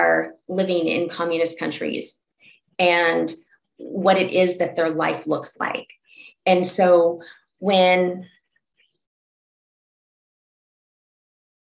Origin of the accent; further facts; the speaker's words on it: Texas, United States; now in Oregon, United States; I grew up in Texas.